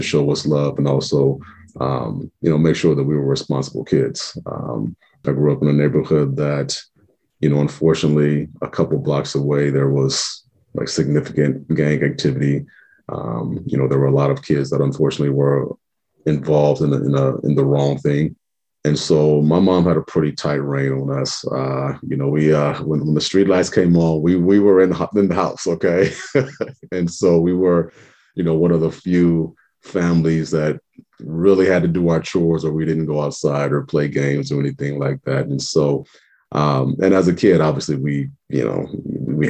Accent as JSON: {"language": "English", "town": "Omaha", "region": "Nebraska", "country": "United States", "tie": "born or raised there", "said": "I'm born and raised in Omaha. Lived in the Benson area pretty much my whole life"}